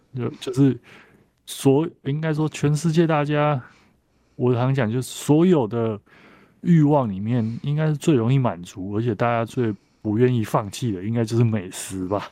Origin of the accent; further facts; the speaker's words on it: Taiwan; 我们台湾人都看得到哦。